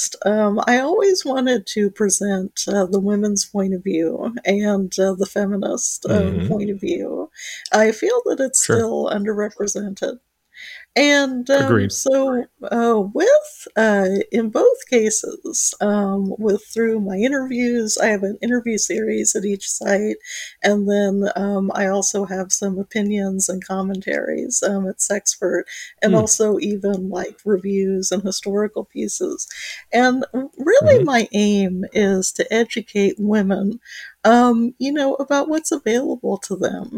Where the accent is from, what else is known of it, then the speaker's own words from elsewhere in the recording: Muncie, Indiana, United States; I grew up in Munsa, Indiana. I was a farmer's daughter